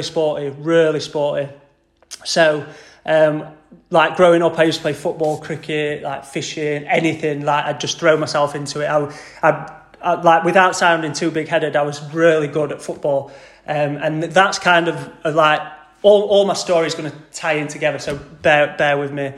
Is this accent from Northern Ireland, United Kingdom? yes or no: no; Doncaster, Yorkshire and the Humber, United Kingdom; I've always grown up in Doncaster, proper Yorkshire lad, born and bred.